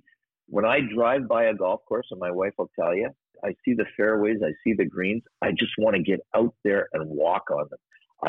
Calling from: Aruba; I'm calling you from Aruba, as a matter of fact.

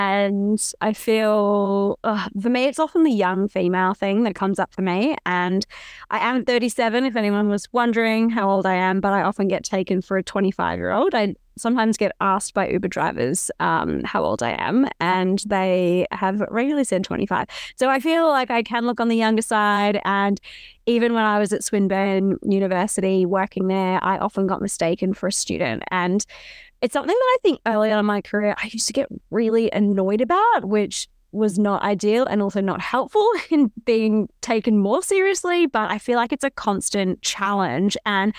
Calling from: Nambour, Queensland, Australia; I'm calling in from Gubby Gubby country, and actually I can say Wanya, which means welcome, hello, and yeah, it's a great way to start our chat. I'm actually in Nambour

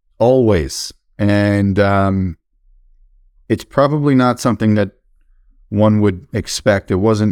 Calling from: Long Island, New York, United States; I live, I'm in Long Island, New York, and just hoping my kids don't walk in at any second.

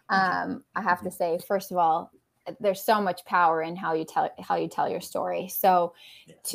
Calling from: Wisconsin, United States; I'm in Western Wisconsin, about an hour and a half away from Minneapolis.

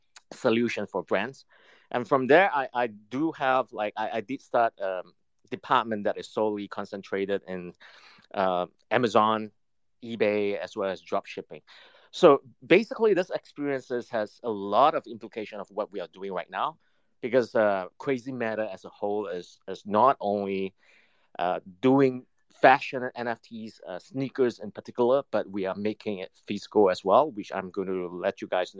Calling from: South China, China; I'm in south of China, actually.

